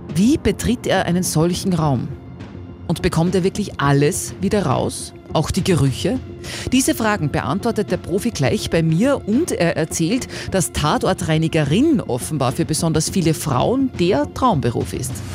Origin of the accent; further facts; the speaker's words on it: Upper Austria, Austria; bei uns in Oberösterreich